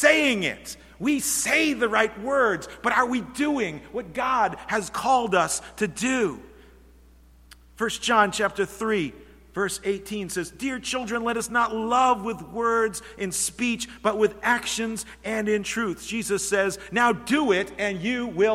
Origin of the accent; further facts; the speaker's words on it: Norwich, Connecticut, United States; I grew up in the church, congregational church down in Norwich, Connecticut, and started in kindergarten and went through all of those grades.